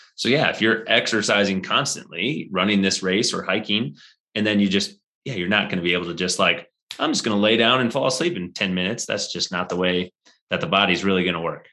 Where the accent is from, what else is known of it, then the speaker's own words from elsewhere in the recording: Midwest, United States; now in Colorado, United States; I'm from the Midwest